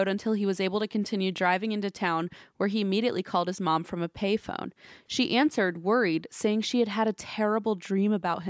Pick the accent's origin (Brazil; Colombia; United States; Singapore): United States; Alaska; now in London, United Kingdom; Between growing up in Alaska and now living in London, I've got some other spooky tales